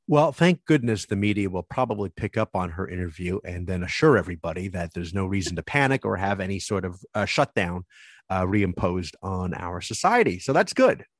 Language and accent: English; New Jersey, United States; I'm from Jersey